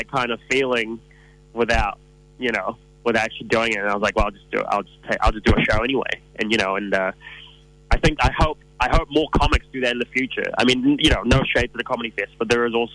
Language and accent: English; New Zealand; growing up in New Zealand